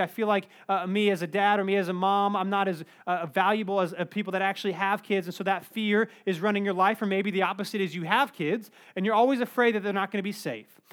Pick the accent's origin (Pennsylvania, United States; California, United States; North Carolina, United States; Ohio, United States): North Carolina, United States; Cary; I grew up in Cary